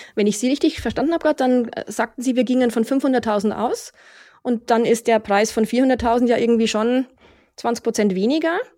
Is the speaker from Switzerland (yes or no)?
no; Munich, Bavaria, Germany; meine Heimatstadt München